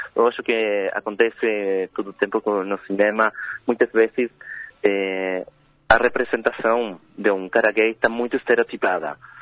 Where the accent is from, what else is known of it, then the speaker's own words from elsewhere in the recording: Paso de los Libres, Corrientes, Argentina; Portuguese is a second language; eu sou de Passos Livres